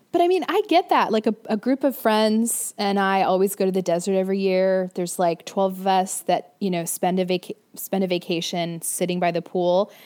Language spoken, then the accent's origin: English; Florida, United States; I grew up in Florida.